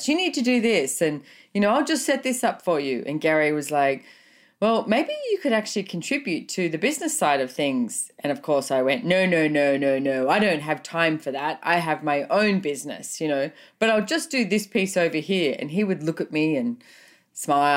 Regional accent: Australia; also born or lived in Sunshine Coast; Growing up in Australia

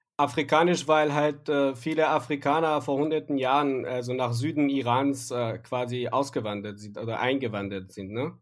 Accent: Yazd, Yazd Province, Iran; first language Persian; German is a second language; als Iraner oder als Yazdi, der, derjenige, der aus Yazd kommt

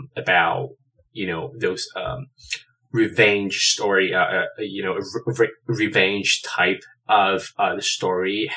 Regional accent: China; moved away as an adult; now in Los Angeles, United States; I am originally from China. I moved to LA roughly 8-9 years ago

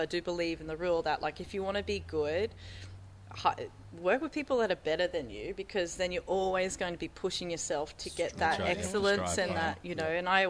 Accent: Maitland, New South Wales, Australia; I'm originally from Maitland, so I know when I was growing up, you know, we didn't have this here

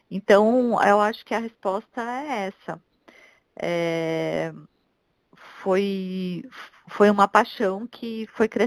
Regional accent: Curitiba, Paraná, Brazil; Eu, desde que me mudei para cá, que eu vim de Curitiba, eu não uso carro para nada

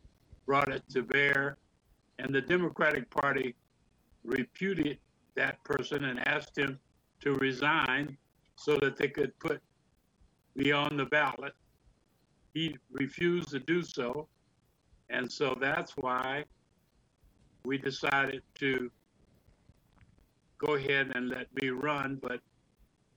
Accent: Omaha, Nebraska, United States; moved away; my hometown, Omaha, Nebraska, when I moved back in 2006

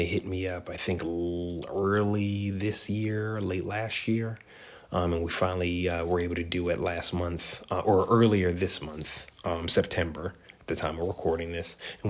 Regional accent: Maryland, United States; So we're going back to my home state of Maryland.

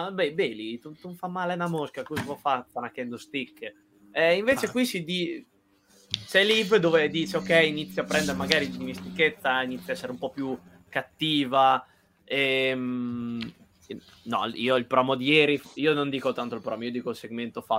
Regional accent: Emilia-Romagna, Italy; perché lui è preso Emiliano e invece sono Romagnolo.

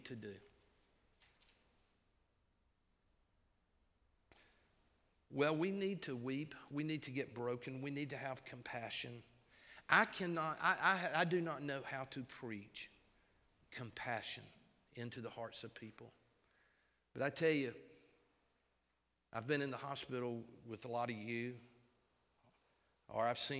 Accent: United States; We, as American citizens

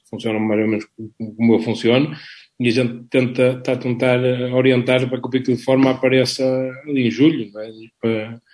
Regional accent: Balazar, Porto District, Portugal; há aqui uma santa na minha terra, que se calhar conheces, que faz parte da tua

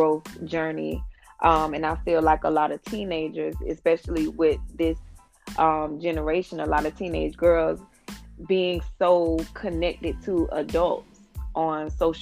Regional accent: Jacksonville, Florida, United States; I'm from Jacksonville, Florida

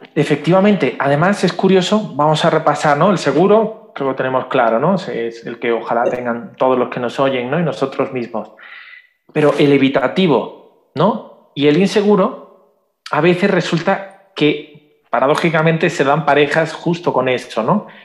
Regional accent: Spain; soy de España

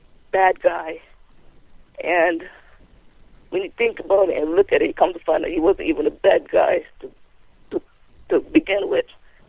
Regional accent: Jamaica; now in Bridgeport, United States; I'm from Jamaica.

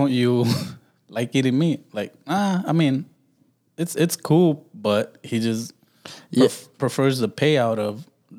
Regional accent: Los Angeles, California, United States; I'm from Watts

